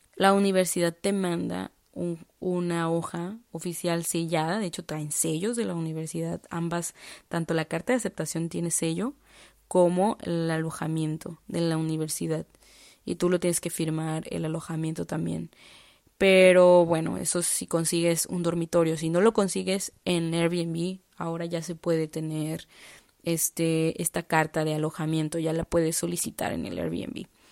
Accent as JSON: {"language": "Spanish", "country": "Mexico", "moved": "as an adult", "lives_now": "Prague, Czech Republic", "said": "como mexicana"}